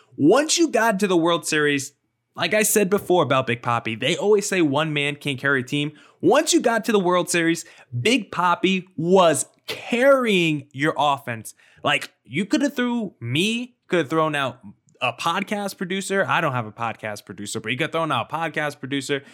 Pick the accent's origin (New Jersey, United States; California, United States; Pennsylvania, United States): New Jersey, United States; now in Arizona, United States; I grew up in New Jersey